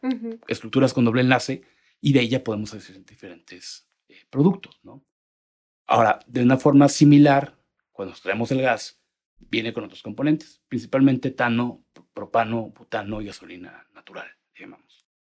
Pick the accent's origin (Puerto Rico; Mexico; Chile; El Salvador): Mexico; Monterrey, Nuevo León; moved away as an adult; now in Mexico City, Mexico; soy de Monterrey, aunque ya llevo tres años y medio viviendo acá en Ciudad de México